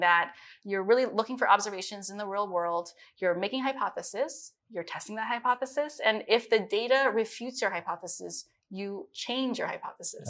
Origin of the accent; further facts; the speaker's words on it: Midwest, United States; also born or lived in Beijing, China; especially growing up in the Midwest, I was, everybody saw me as Chinese.